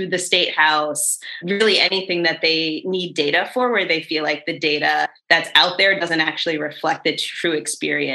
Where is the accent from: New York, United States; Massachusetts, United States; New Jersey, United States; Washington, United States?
Massachusetts, United States; Boston; also born or lived in Lewiston, Maine; I was born and raised in Boston in the Mattapan neighborhood